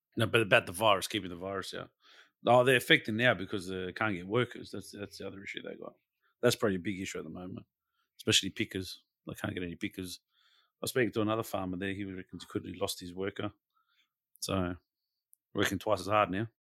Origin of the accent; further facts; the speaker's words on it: Australia; we're all Australian